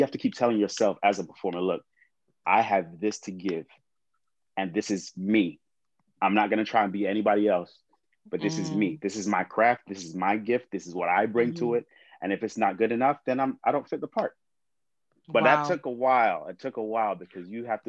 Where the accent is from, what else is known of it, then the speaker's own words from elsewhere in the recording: England, United Kingdom; also born or lived in California; now in Lancaster, United States; I'm from England too